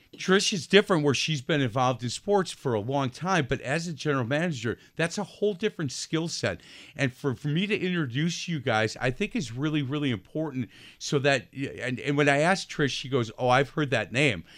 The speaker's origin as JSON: {"language": "English", "town": "Milwaukee", "region": "Wisconsin", "country": "United States", "said": "I'm a Milwaukee guy"}